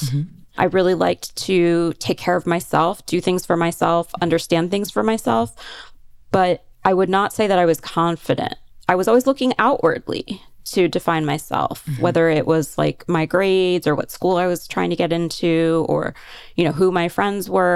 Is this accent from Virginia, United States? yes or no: no; Pennsylvania, United States; I grew up in Pennsylvania, about an hour and a half outside of Philadelphia